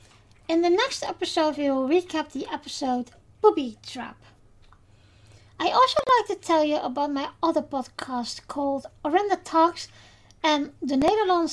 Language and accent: English; Netherlands; first language Dutch; English is a second language; my native language, Dutch